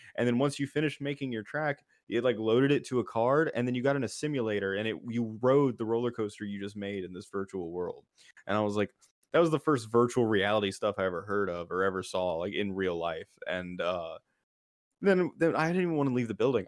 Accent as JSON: {"language": "English", "region": "Florida", "country": "United States", "tie": "born or raised there", "moved": "yes", "said": "growing up in Florida for a while"}